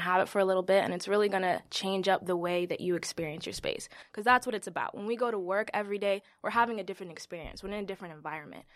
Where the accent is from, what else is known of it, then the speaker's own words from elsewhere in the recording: New York City, New York, United States; I am a New York native, Bronx born and raised